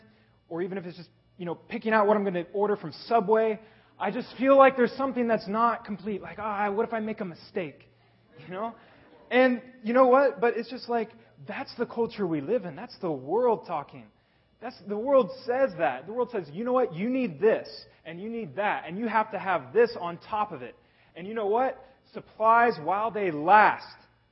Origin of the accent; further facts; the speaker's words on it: Kansas, United States; now in Dubai, United Arab Emirates; I am actually born and raised in Kansas. And you know what? I grew up on a farm.